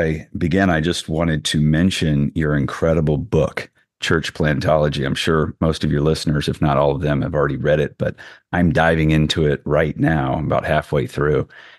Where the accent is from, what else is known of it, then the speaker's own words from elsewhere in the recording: California, United States; growing up in the Bay Area where everything's pulling you